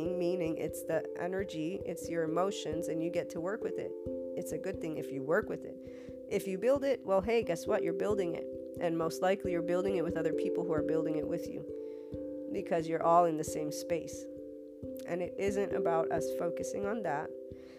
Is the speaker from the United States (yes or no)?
yes; United States; As an American, and I'm also Italian